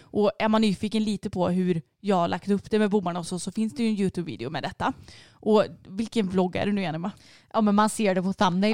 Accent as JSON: {"language": "Swedish", "country": "Sweden", "said": "jag är svensk"}